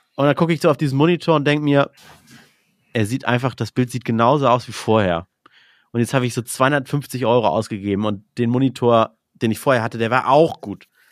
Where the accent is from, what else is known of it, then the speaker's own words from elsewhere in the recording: Northern Germany, Germany; ich und du, wir kommen ja aus dem Norden